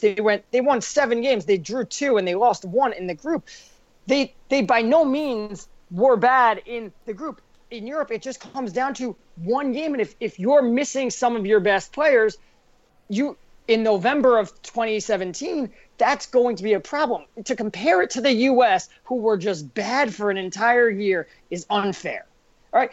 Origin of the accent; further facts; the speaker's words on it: United States; me, who's American and uh, um, well, I mean, we're all American